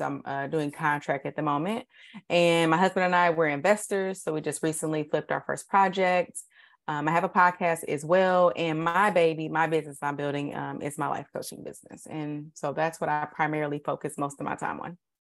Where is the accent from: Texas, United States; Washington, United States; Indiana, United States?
Indiana, United States; Indianapolis; I went to Warren